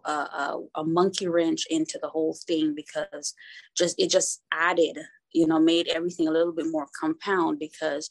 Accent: Jamaica; also born or lived in Kingston, Jamaica; I was born in Kingston, Jamaica, to a teen mom

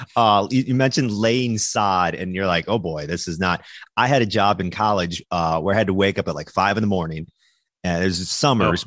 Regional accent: Minnesota, United States; moved away; also born or lived in Wisconsin; i was born in Minnesota, raised in Minnesota.

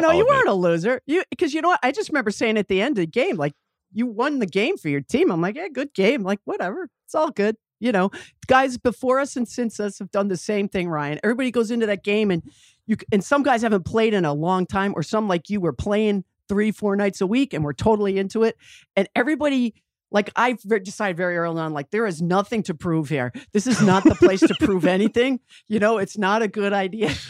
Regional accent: Westwood, Massachusetts, United States; I grew up in Westwood, Massachusetts

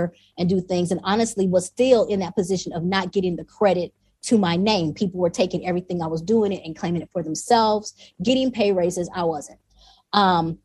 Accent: the South, United States; moved away as an adult; also born or lived in California; now in Rwanda; I'm from the South

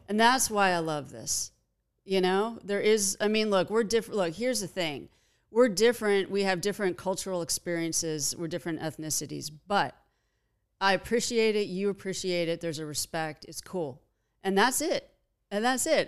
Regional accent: Los Angeles, California, United States; I grew up in Pacific Palisades

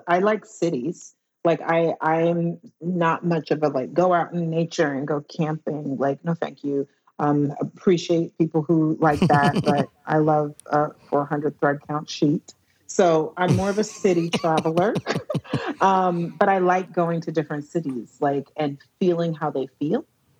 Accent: Dallas, Texas, United States; now in London, United Kingdom; Texas, Dallas.

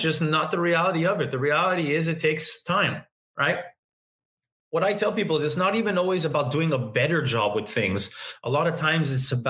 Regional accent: Montreal, Quebec, Canada; I'm born in Canada, born in Montreal, never left my hometown

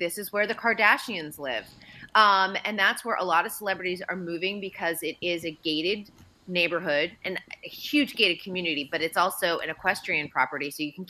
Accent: Andover, Massachusetts, United States; Yeah, we're both from Andover, Mass. And his family had a home, I want to say it was probably about a mile down the road from where I grew up.

